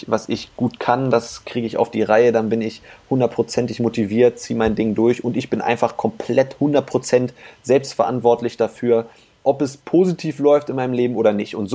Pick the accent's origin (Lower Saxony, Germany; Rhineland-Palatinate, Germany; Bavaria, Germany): Lower Saxony, Germany; Hanover; Ich sitze hier gerade im, im schönen Hannover. Das ist meine Heimatstadt, hier bin ich groß geworden.